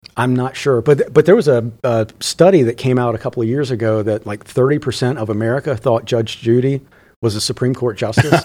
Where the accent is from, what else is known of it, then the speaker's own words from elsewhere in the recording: rural North Carolina, United States; I am from rural North Carolina